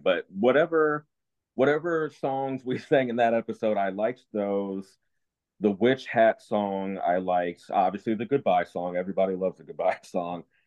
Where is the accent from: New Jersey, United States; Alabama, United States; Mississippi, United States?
New Jersey, United States; moved away as an adult; I'm born and raised in New Jersey for 18 years